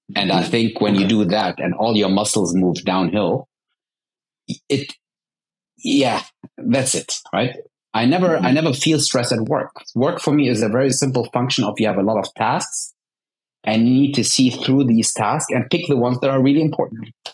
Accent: Bonn, North Rhine-Westphalia, Germany; moved away as an adult; also born or lived in Dubai; I was born in Bonn, Bonn, Germany, which used to be the capital

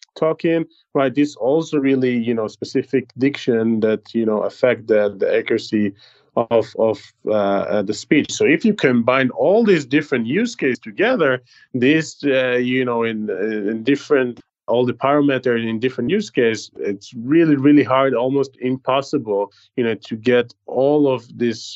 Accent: Israel; accent: Israeli; English is a second language; my terrible israeli accent

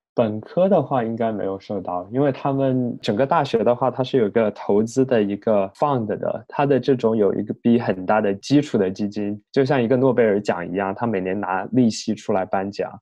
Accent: Chongqing, China; moved away as an adult; now in United States; 我的家乡在重庆嘛，也不是北京、上海的一线城市

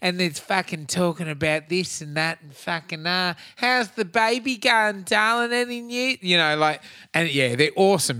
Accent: Australia; as an Aussie kid

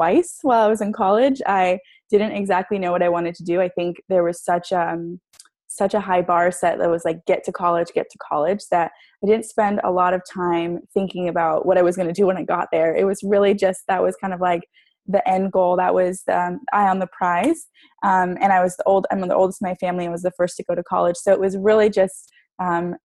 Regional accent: San Diego, California, United States; I grew up in San Diego, California. Love just the beach and living out here

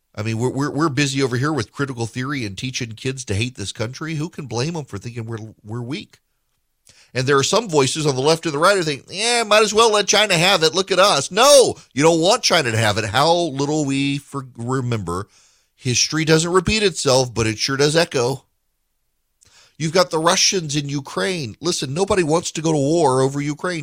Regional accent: Dubai, United Arab Emirates; moved away; When I was growing up in Dubai

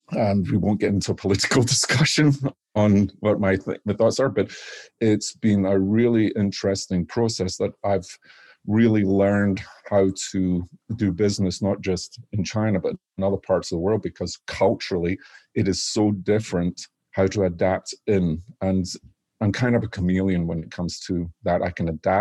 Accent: Scotland, United Kingdom; now in Washington State, United States; So I grew up in Scotland

